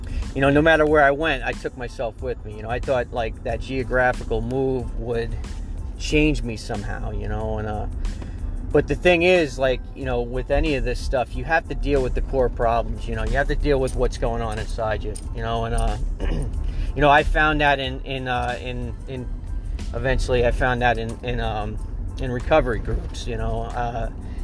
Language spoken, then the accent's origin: English; Long Island, New York, United States; moved away as an adult; now in Pennsylvania, United States; I grew up on Long Island, New York